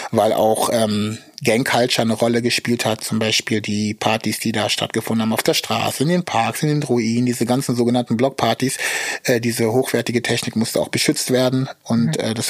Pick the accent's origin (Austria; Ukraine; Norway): Ukraine; German is a second language; habe aber dann die Erfahrung gemacht, dass ich das erste Mal ähm, als Ukrainer wahrgenommen wurde, und zwar von Russen.